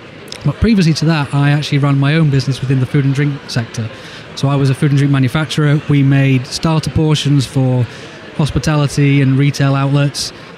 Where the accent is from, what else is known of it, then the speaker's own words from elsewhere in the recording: Sheffield, Yorkshire and the Humber, United Kingdom; I'm from Sheffield. I went to school in Sheffield. You know, I support Sheffield United.